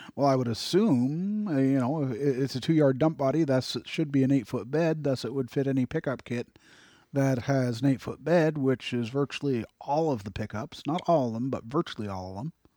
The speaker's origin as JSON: {"language": "English", "country": "Canada", "said": "as a Canadian"}